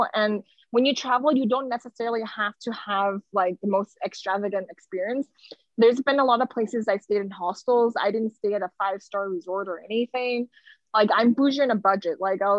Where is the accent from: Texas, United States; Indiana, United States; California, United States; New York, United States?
California, United States; Los Angeles; I think like growing up in Los Angeles, not to hate on anyone, but like a lot of my friends from high school and stuff, they stayed within California.